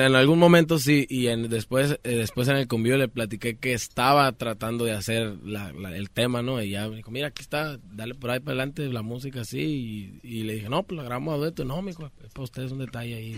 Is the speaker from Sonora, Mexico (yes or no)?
yes; Sonora, Mexico; also born or lived in Culiacán, Sinaloa; Yo nací en Culiacán, Sinaloa también, pero soy criado en Sonora.